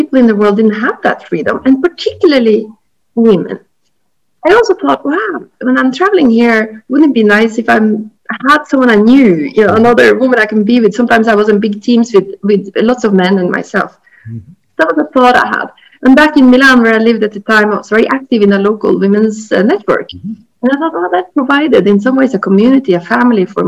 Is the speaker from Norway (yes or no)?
yes; Norway; moved away as an adult; also born or lived in Australia / Japan / Italy; I had left my home country, Norway, and I've been around the world